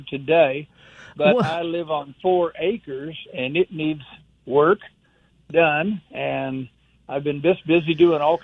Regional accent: Iowa, United States; moved away as an adult; now in Aberdeen, United States; I moved down to the south from Iowa about 2 years ago

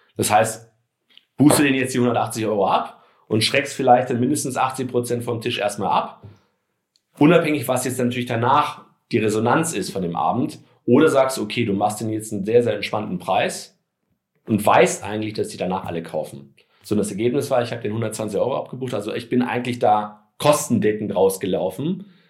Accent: Hamburg, Germany; moved away as an adult; now in Stuttgart, Germany; bin ja gebürtiger Hamburger, äh, zum Gastspiel bei den Schwaben sozusagen. In meiner Heimatstadt

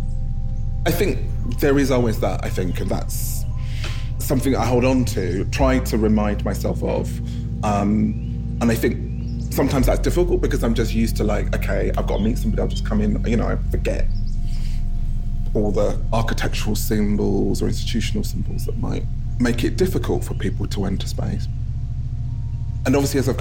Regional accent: London, United Kingdom; moved away as an adult; now in Cambridgeshire, United Kingdom; I live in a small village, even though I grew up in Haringey

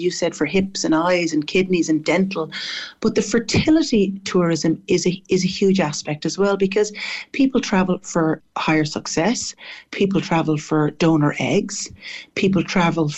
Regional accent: Cork, Munster, Ireland; moved away as an adult; also born or lived in Dublin / San Francisco; now in Barbados; I'm from Cork, but I went to Dublin, to the Adelaide, to do my nursing.

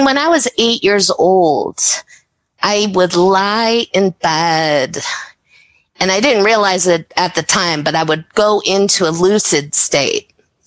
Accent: Chicago, Illinois, United States; I grew up in the Chicago area

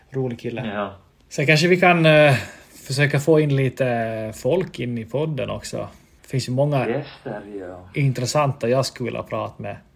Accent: Vaasa, Ostrobothnia, Finland; accent: Vasa dialect; Jag, jag vill ju tro att jag har ännu dialekten kvar från, från Vasa men folk brukar ju såga mig då. Jag säger att jag har en Vasadialekt.

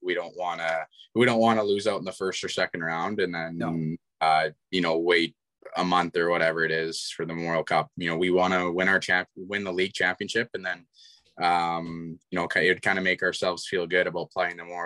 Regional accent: Kamloops, British Columbia, Canada; my hometown

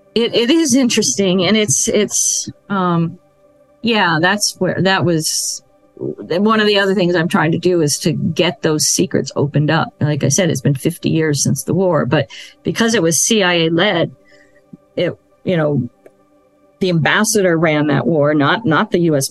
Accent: United States; as an American

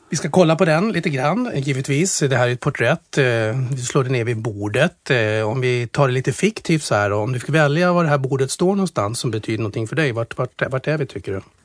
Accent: Strängnäs, Södermanland, Sweden; vi är uppvuxna i Strängnäs båda två

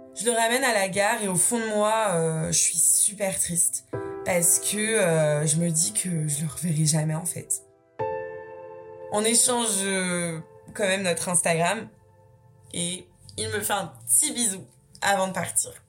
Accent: Brittany, France; moved away as an adult; also born or lived in Nantes / Marseille; je rentre chez moi en Bretagne

